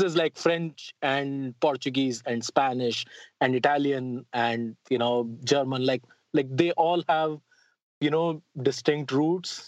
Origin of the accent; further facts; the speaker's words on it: Delhi, India; moved away as an adult; now in United States; I am originally from India. I grew up in uh, in the old walled city of Delhi